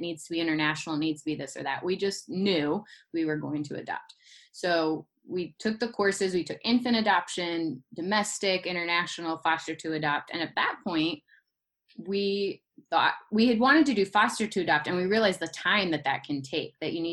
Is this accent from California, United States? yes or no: no; Ohio, United States; moved away as an adult; also born or lived in Michigan / South Carolina; I'm originally from Ohio